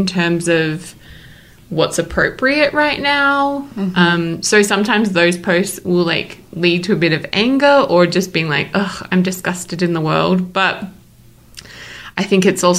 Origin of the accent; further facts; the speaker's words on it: Australia; now in Salt Lake City, United States; I'm an Australian citizen